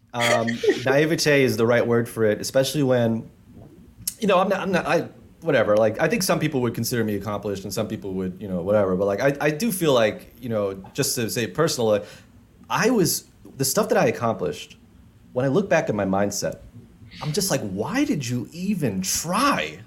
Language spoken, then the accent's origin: English; New York City, New York, United States; when I was growing up in Jamaica, Queens